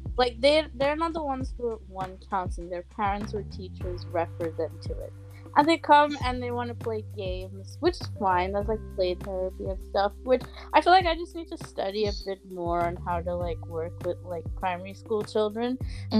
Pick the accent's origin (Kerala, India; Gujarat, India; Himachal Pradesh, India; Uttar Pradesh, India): Kerala, India; I'm from Kerala